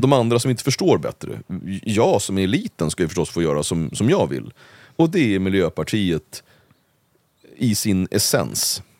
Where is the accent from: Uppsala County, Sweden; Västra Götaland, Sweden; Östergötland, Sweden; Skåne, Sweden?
Uppsala County, Sweden; Uppsala; när jag växte upp i Gottsunda